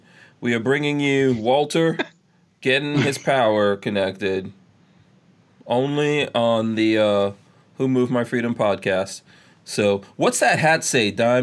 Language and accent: English; United Kingdom; accent: British; Good thing for you guys I lost my British accent a long time ago.